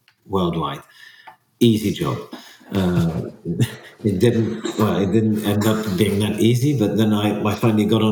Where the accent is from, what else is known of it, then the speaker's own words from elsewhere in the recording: between Ghent and Bruges, Flanders, Belgium; first language French; English is a second language; moved away as an adult; also born or lived in Brussels; now in Wallonia, Belgium; We grew up in Flanders speaking French at home